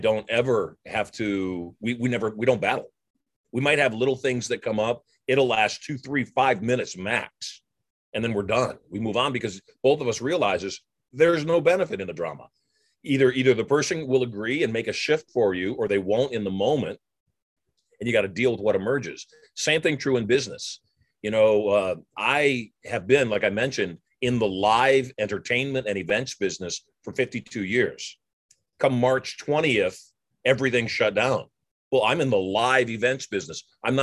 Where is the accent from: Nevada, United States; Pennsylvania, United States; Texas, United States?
Nevada, United States; Las Vegas; My hometown of Las Vegas